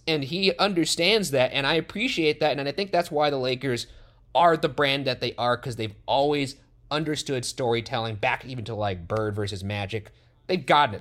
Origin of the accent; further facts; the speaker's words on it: Los Angeles, California, United States; we grew up in Los Angeles